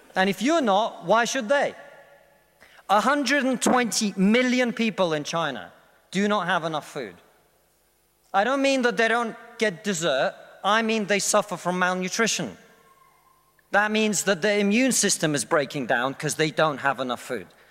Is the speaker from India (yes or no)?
no; Russia; now in United Kingdom